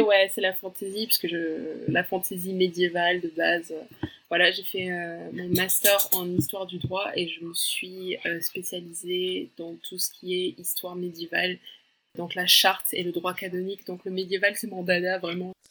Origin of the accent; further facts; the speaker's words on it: France; je suis brésilienne britannique. Mes parents, euh, c'est leurs origines, et j'ai grandi en France